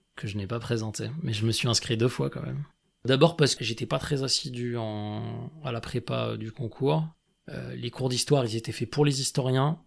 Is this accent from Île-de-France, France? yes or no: no; Grenoble, Auvergne-Rhône-Alpes, France; J'ai grandi à Grenoble.